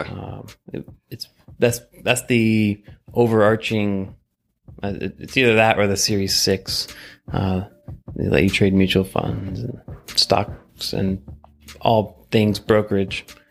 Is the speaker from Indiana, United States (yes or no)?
no; Colorado, United States; moved away as an adult; now in Washington, D.C., United States; I am from Colorado